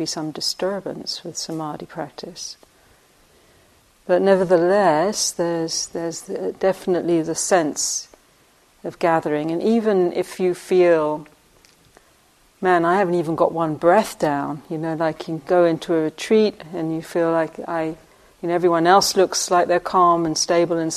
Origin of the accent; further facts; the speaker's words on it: England, United Kingdom; moved away; I grew up in England on the sweet shop, on the corner of when we walked to school and back